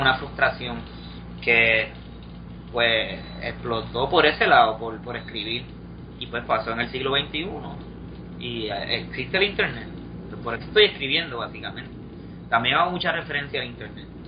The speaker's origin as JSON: {"language": "Spanish", "country": "Puerto Rico", "said": "somos los puertorriqueños"}